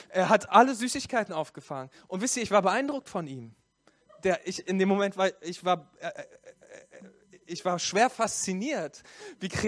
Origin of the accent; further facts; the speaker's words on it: Berlin, Germany; So, ich komme aus Berlin, ich bin gebürtiger Berliner und in Hessen gibt es so eine Karnevalskultur.